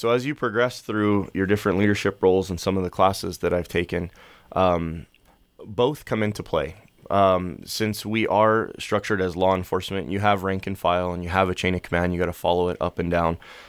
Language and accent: English; Pennsylvania, United States; moved away; So we moved here in the mid-90s. My parents and I came from Pennsylvania, and my dad came here to be a missionary.